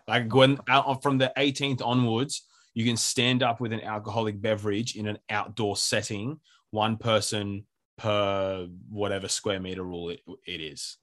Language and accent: English; Sydney, New South Wales, Australia; We're both from Sydney, and we, like, grew up together.